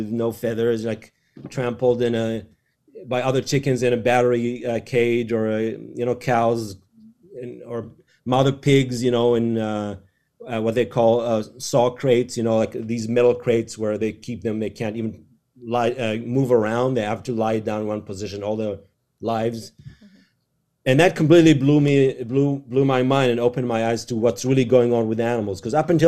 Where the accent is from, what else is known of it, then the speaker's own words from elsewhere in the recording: Israel; So I grew up in Israel